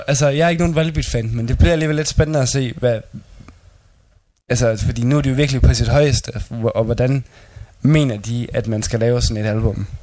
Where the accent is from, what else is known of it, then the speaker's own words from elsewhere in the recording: Denmark; her hjemme i Danmark